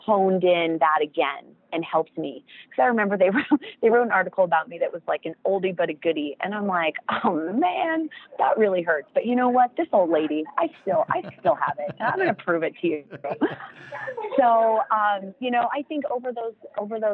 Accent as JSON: {"language": "English", "country": "United States", "said": "as an American"}